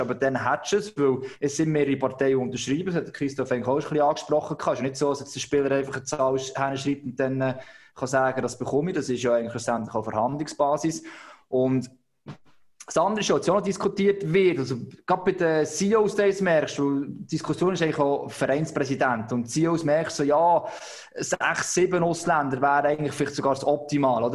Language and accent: German; Switzerland